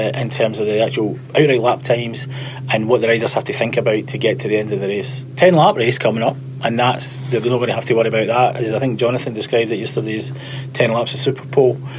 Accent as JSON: {"language": "English", "region": "Scotland", "country": "United Kingdom", "said": "I come from Scotland."}